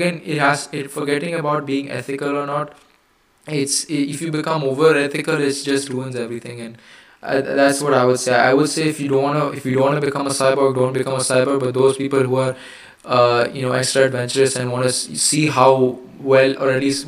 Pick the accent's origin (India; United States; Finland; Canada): India; I'm Indian. Yes, I am Indian. In the human definition, I am Indian